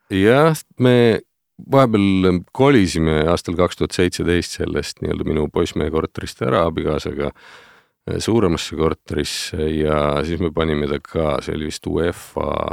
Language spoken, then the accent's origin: Estonian; Pärnu, Pärnu County, Estonia; ma olen pärit sellisest kenast suvituslinnast nagu Pärnu